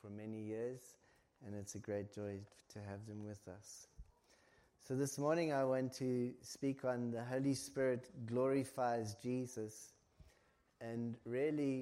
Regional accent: South Africa; now in Ireland; As a South African

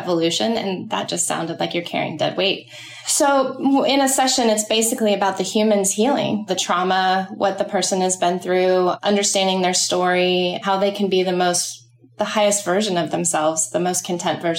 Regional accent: Dallas, Texas, United States; moved away as an adult; also born or lived in New York City; now in Charleston, United States; I'm from Dallas, Texas, and I left there when I was 18

